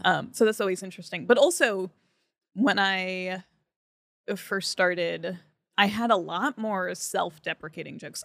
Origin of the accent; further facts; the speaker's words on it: Franklin Lakes, New Jersey, United States; moved away as an adult; now in New York, United States; I grew up in New Jersey.